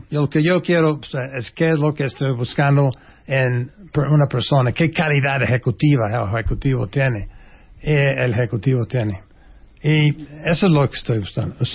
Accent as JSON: {"language": "Spanish", "region": "Oaxaca", "country": "Mexico", "tie": "born there", "said": "Cuando de repente a mi mamá le dio un dolor de panza. Y así nací en Oaxaca."}